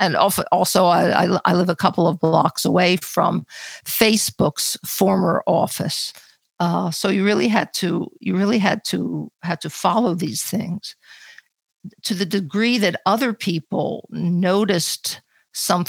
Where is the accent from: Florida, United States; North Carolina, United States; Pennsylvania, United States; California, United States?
Pennsylvania, United States; Philadelphia; moved away as an adult; now in New York, United States; I moved to New York to go to university. I came from another large city, Philadelphia